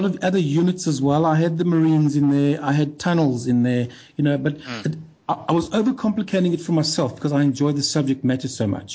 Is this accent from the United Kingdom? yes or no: no; South Africa; I'm South African